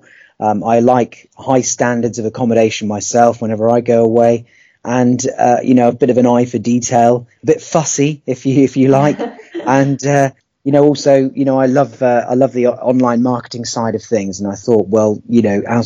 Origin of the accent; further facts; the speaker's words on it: Poole, South West England, United Kingdom; I'm from Poole in Dorset, where I've lived for nearly 30 years now.